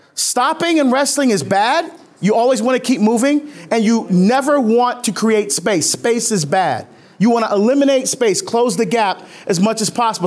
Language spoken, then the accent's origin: English; Barbados; moved away; originally I was born in Barbados, and that's the sport of my, of my country